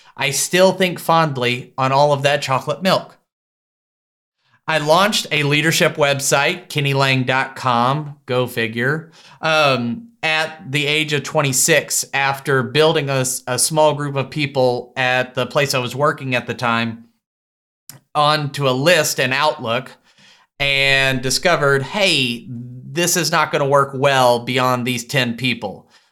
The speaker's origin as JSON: {"language": "English", "town": "Tyler", "region": "Texas", "country": "United States", "tie": "born or raised there", "said": "my hometown of Tyler, Texas"}